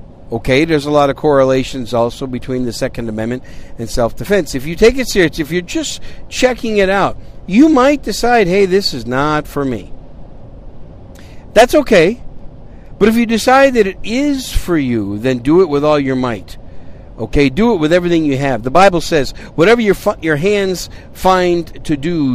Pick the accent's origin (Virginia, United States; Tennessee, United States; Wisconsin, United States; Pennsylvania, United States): Wisconsin, United States; also born or lived in New York City; now in San Antonio, United States; I was born in New York City. At a very early age, my family moved to Wisconsin, so I'm a cheesehead from Wisconsin